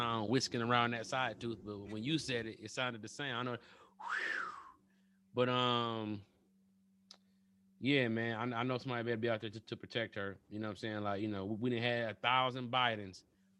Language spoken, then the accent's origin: English; Detroit, Michigan, United States; I'm from Detroit.